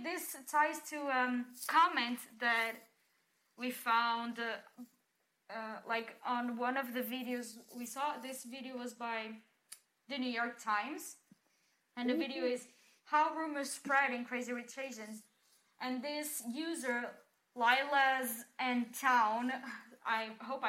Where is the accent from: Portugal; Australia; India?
Portugal; we're right next to Spain. And my hometown is actually on the border